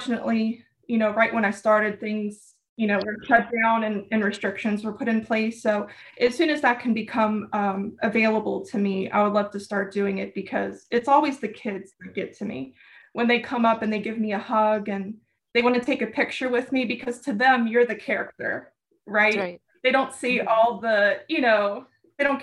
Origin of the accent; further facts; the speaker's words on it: New Orleans, Louisiana, United States; I am born and raised in New Orleans